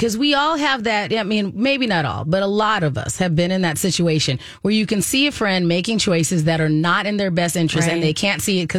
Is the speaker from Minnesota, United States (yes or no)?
yes; Minnesota, United States; I do believe as Minnesotan, especially Minnesota parents, we're hitting that stride where you're just busy